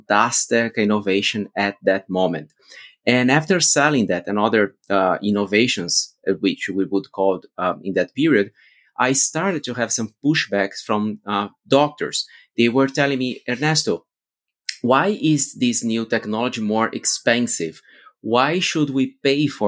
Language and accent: English; Brazil; moved away as an adult; also born or lived in Austin, United States / Europe; as I'm from Brazil